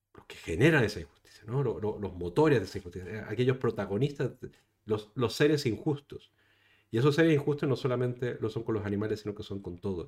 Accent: Chile; now in Spain; yo soy chileno, saben que soy chileno

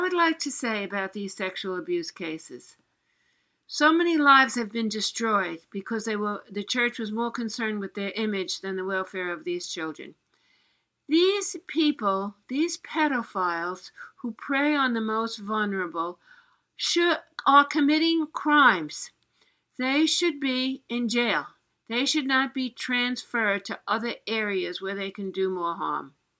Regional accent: New York City, New York, United States; I was born in Queens, uh, New York

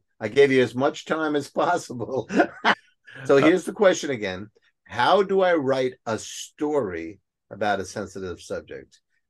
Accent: Bronx, New York, United States; accent: Bronx; My Bronx accent's coming out.

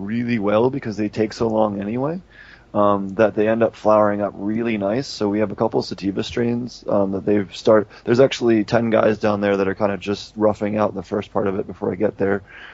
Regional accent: United States; I grew up in Philadelphia, New York

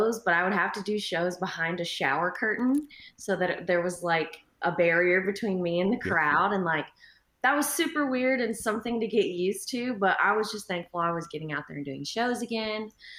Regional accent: Texas, United States; I'm a Texan.

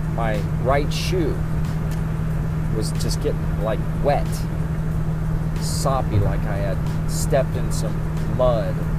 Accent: Cherry Grove, Ohio, United States; But I'm actually from 18, 20 miles east of Cincinnati. I grew up in a town called Cherry Grove.

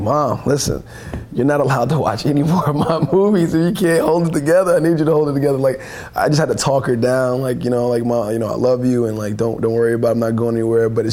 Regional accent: Newark, New Jersey, United States; growing up in Newark, New Jersey, it's I'm from the hood

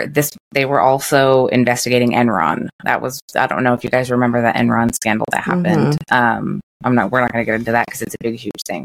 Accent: United States; And we, as Americans

